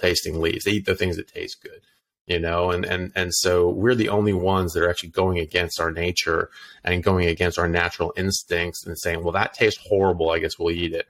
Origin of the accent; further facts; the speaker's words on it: United States; moved away as an adult; also born or lived in United Kingdom / Ireland; now in Australia; I'm an American doctor. I'm currently practicing in Australia